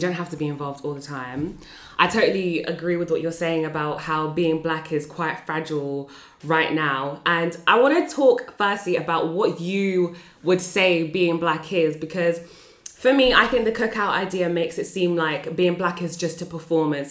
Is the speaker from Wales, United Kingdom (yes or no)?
no; Northampton, East Midlands, United Kingdom; I'm from Northampton